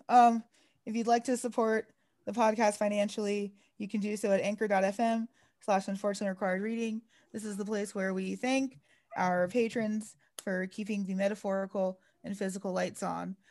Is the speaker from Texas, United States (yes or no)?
yes; Texas, United States; I grew up in Texas.